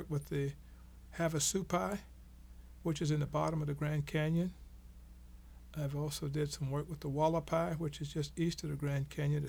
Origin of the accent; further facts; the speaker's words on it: Mexico; But I come from Mexico.